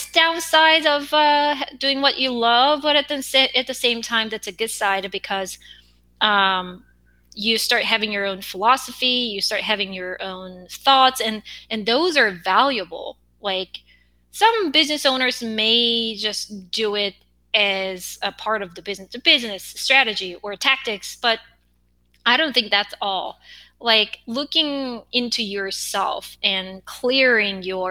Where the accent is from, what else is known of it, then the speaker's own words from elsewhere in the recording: South Korea; accent: Korean; English is a second language; I have an accent as a Korean.